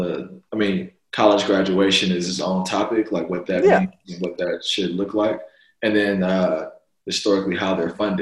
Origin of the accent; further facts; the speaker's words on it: San Francisco, California, United States; a lot of my childhood growing up in San Francisco was pretty much like non-white